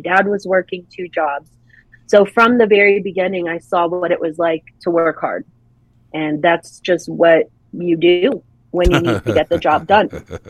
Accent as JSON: {"language": "English", "region": "New Hampshire", "country": "United States", "tie": "born there", "said": "When I was very young, I was born in New Hampshire on an Air Force base."}